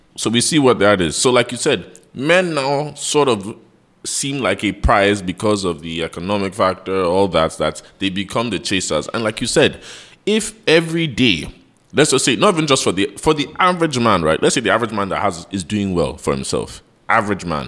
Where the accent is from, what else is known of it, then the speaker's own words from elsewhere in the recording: United States; also born or lived in London; now in Nigeria; I grew up in America